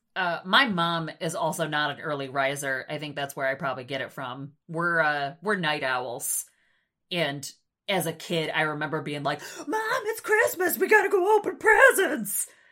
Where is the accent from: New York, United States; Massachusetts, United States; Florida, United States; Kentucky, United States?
New York, United States; moved away as an adult; now in Nebraska, United States; my home state of New York